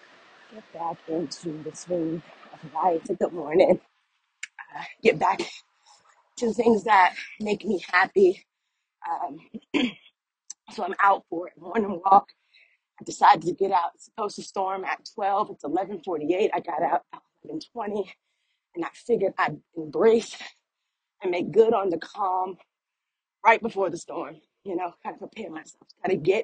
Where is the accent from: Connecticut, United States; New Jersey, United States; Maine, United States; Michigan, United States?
New Jersey, United States; East Orange; now in South Carolina, United States; Formerly, I'm from East Orange, New Jersey.